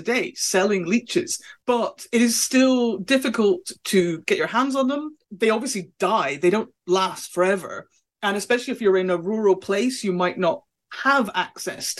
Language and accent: English; Scotland, United Kingdom; I am Scottish